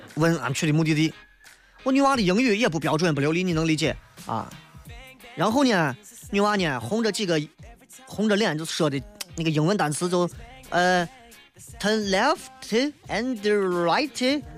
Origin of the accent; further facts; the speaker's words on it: Xi'an, Shaanxi, China; accent: Xi'an dialect; 就跟咱到外地为了显示自己好像不不被受欺负，一定要说西安话是一样的